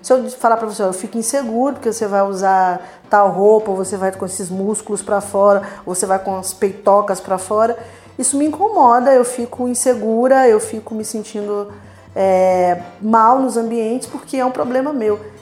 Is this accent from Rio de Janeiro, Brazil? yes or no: yes; Rio de Janeiro, Brazil; eu venho da periferia e lá, lá na minha comunidade, lá na minha, na minha terra natal, Fumacê